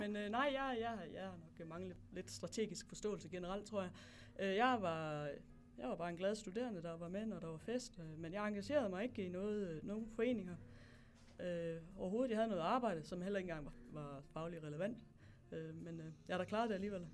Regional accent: Hedensted, Central Denmark Region, Denmark; moved away as an adult; also born or lived in Tanzania / Namibia / Nigeria / Botswana; Jeg kommer fra Jylland. Jeg kommer fra en by, der hedder Hedensted

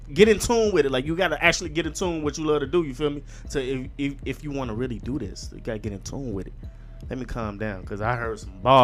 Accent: Terrytown, United States; it felt like I was reminiscing back when I was young and I was from Terrytown. I was on that block chilling as a kid, you feel me?

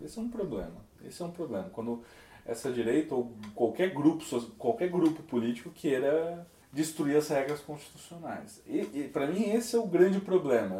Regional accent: São Paulo, Brazil; eu sou de São Paulo

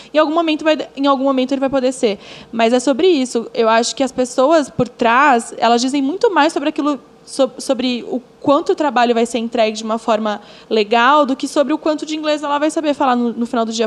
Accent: São Paulo, Brazil; sou uma pessoa que nasci no Capão Redondo, periferia de São Paulo, filha de uma mãe que me criou praticamente sozinha

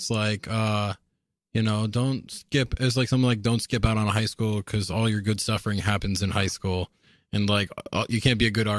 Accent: Middletown, Rhode Island, United States; moved away; I say I'm from Newport, but I'm really from Middletown.

